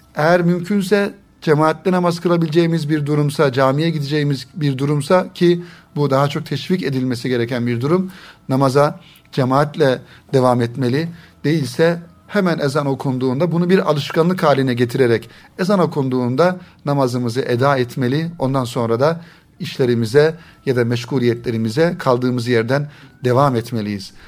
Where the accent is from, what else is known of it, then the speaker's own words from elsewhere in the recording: Turkey; bizim Türkiye'de genellikle ana dilimiz Arapça olmadığından dolayı